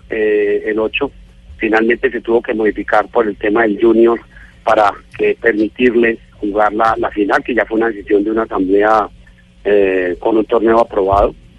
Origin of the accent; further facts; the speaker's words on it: Colombia; Yo como, colombiano